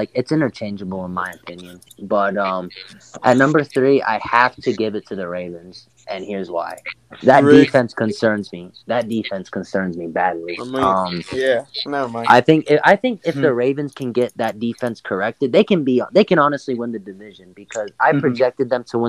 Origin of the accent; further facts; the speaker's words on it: the South, United States; I'm from the South, okay?